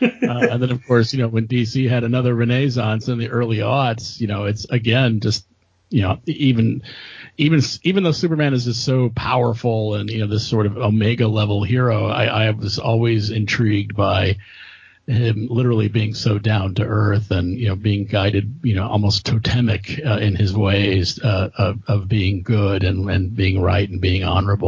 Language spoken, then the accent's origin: English; Germany; so I've been reading comics since the early 1970s when I was a young kid growing up in Germany.